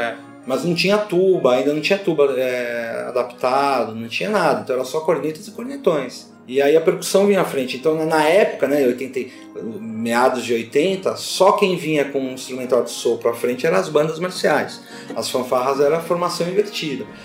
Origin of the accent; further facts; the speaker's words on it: São Paulo, Brazil; eu sou aqui do bairro de Pirituba, nasci aqui no bairro de Pirituba